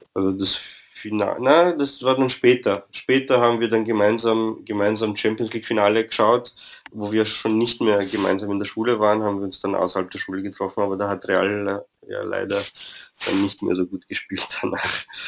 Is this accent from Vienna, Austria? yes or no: yes; Vienna, Austria; also born or lived in Romania; bin ursprünglich in Rumänien geboren, bin aber in Wien aufgewachsen